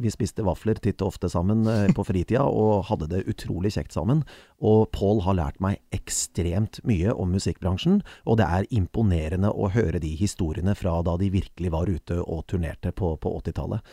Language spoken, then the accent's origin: Norwegian; Kongsberg, Buskerud, Norway; moved away; also born or lived in Bergen; Kongsberg er jo min hjemby